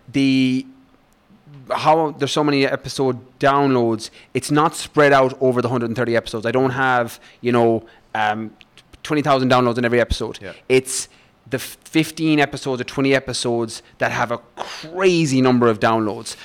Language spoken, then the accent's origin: English; west of Ireland, Ireland; moved away as an adult; also born or lived in London; I grew up in Ireland, in the west of Ireland. I probably grew I grew up on a farm